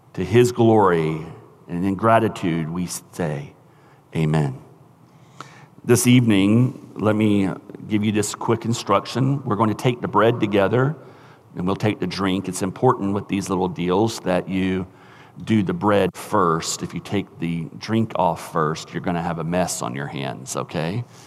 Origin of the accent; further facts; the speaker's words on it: United States; as American Christians